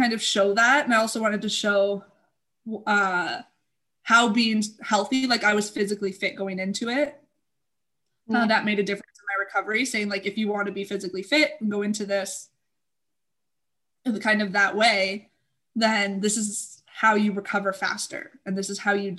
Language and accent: English; Canada; I'm Canadian